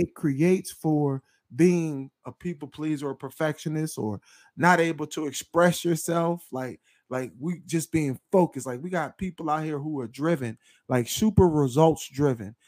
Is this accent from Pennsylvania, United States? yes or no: yes; Philadelphia, Pennsylvania, United States; now in Memphis, United States; we're both from Philadelphia, the greater metropolitan area of Philadelphia